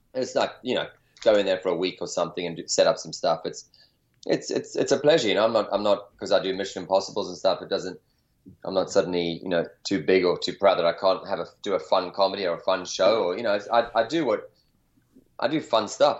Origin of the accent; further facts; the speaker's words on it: South Africa; now in California, United States; growing up in South Africa in an outdoor environment, and you know, now California